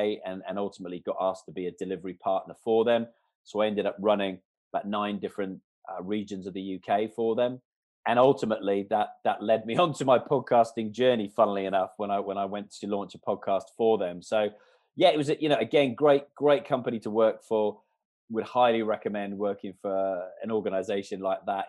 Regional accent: Canada; moved away; I was brought up in Canada from like the age of 3 months. My father, my grandparents were all Canadian

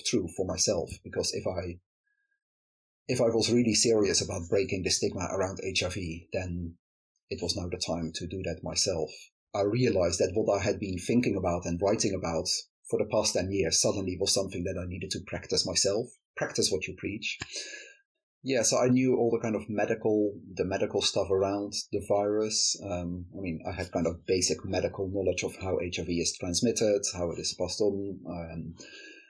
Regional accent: Netherlands; moved away as an adult; now in United Kingdom; I am from the Netherlands, where I grew up and lived for the first 20... When did I move to the UK? For the first 30 years or so of my life.

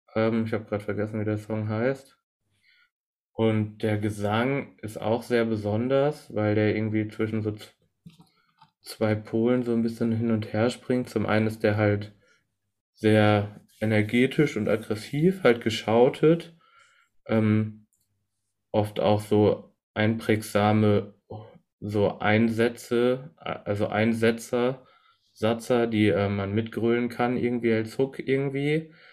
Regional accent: Germany; als Deutscher höre, beziehungsweise als Europäer

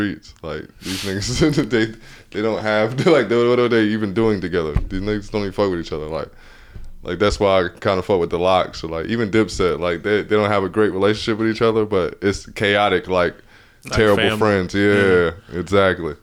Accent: Atlanta, Georgia, United States; I'm from Atlanta

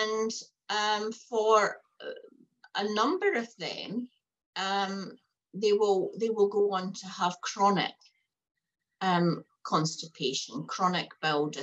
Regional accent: Fife, Scotland, United Kingdom; moved away as an adult; now in Hastings, New Zealand; I'm not a New Zealander. I've come out from Fife in Scotland

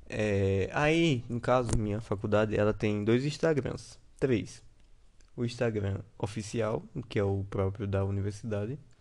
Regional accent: Sergipe, Brazil; eu sou do Sergipe

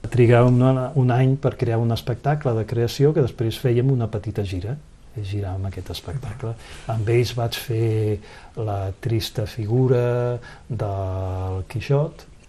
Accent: Barcelona, Catalonia, Spain; accent: Catalan; moved away as an adult; also born or lived in France / Conflent; now in Vernet, France; al sentir el meu accent, ja van veure que era català

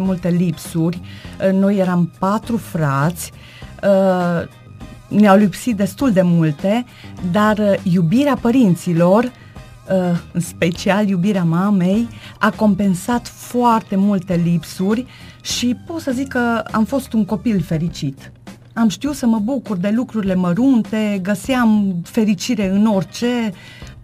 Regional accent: Târnăveni, Mureș County, Romania; moved away as an adult; now in Gothenburg, Sweden; am locuit în Târnăveni, uh, am plecat în străinătate acum 10 ani și m-am stabilit în Göteborg, Suedia

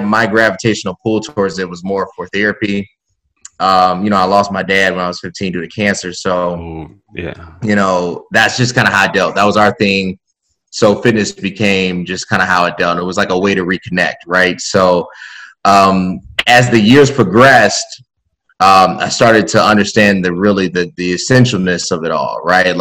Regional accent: Chicago, Illinois, United States; a Chicagoan

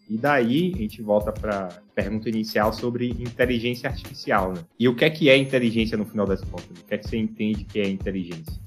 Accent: Salvador, Bahia, Brazil; eu sou de Salvador

